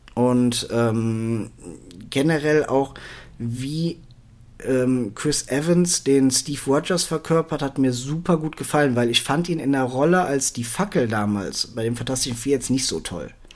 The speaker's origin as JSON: {"language": "German", "country": "Germany", "said": "für mich als Deutscher bzw. Europäer"}